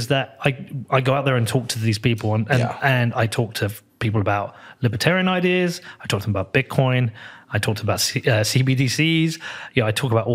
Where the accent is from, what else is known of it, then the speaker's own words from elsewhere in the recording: United Kingdom; I'm a British guy from Europe